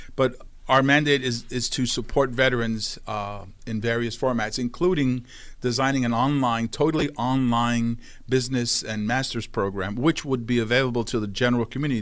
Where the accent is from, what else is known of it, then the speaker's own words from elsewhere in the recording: New York City, New York, United States; I grew up in Brooklyn, New York